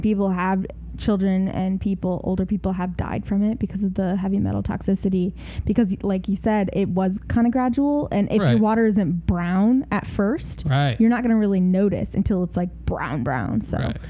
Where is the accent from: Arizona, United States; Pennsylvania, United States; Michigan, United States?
Michigan, United States; near Flint; I grew up really near Flint